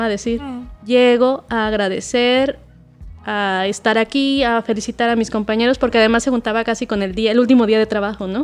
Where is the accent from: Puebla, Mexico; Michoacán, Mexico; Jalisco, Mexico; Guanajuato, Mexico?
Guanajuato, Mexico; Acámbaro; now in Xalapa, Mexico; en mi pueblito, en Guanajuato